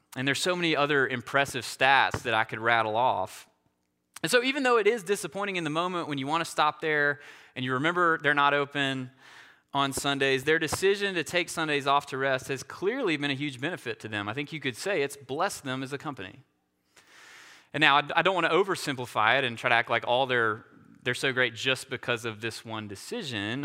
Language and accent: English; Asheville, North Carolina, United States; being from the Asheville area